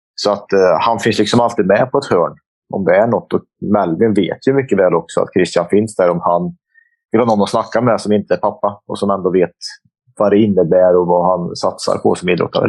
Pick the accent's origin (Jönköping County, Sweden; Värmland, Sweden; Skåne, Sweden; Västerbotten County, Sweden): Värmland, Sweden; Forshaga; farsan och jag hoppade in i bilen hemma i Forshaga